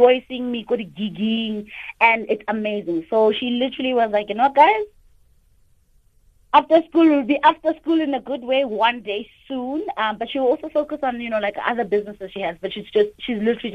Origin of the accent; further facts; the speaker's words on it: South Africa; I'm from South Africa, Mandela's country